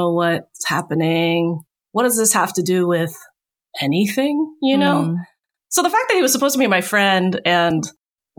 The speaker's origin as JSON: {"language": "English", "town": "Richmond", "region": "Virginia", "country": "United States", "tie": "born or raised there", "also_born_or_lived": "Bay Area, California", "moved": "yes", "said": "I grew up in Richmond, Virginia"}